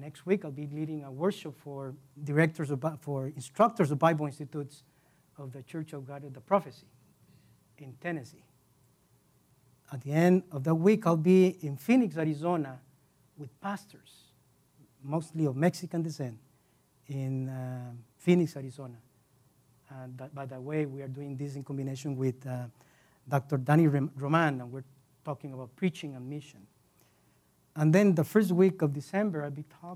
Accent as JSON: {"language": "English", "country": "Costa Rica", "moved": "as an adult", "lives_now": "United States", "said": "I am originally from Costa Rica. 17 years ago, I came here"}